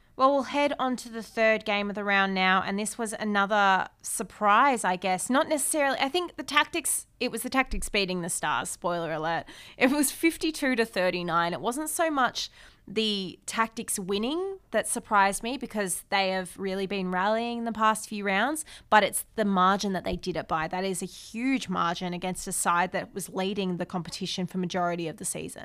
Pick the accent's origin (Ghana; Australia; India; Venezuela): Australia; as an Aussie